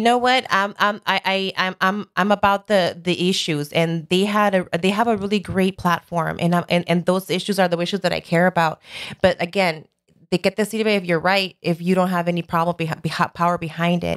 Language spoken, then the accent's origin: English; Los Angeles, California, United States; Born and raised in Sun Valley